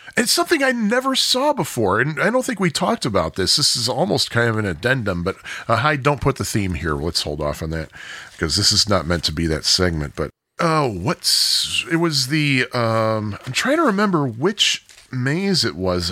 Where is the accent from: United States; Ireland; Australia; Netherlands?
United States; We're American